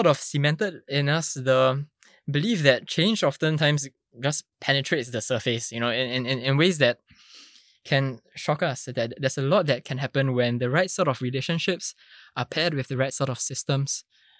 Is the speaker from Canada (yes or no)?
no; Singapore; for most of us, sitting for your national examinations is pretty much the water that we swim in as Singaporean students, right?